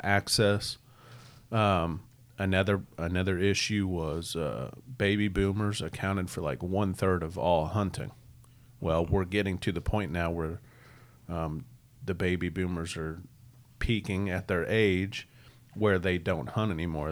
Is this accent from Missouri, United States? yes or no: yes; Missouri, United States; also born or lived in Iowa; we're just growing up in Missouri